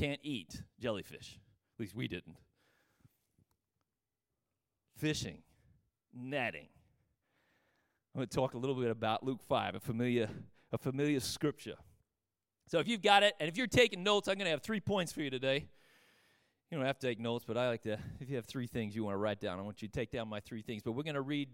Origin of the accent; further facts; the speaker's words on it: Australia; growing up in Australia, we fished a lot